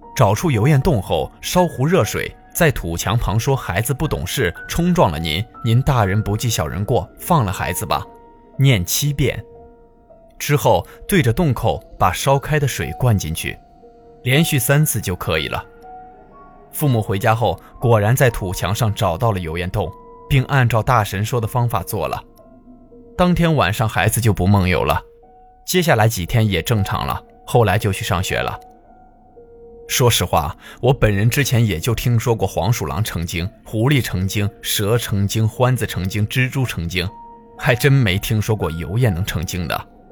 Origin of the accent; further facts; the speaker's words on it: Jilin, China; moved away; 我们老家吉林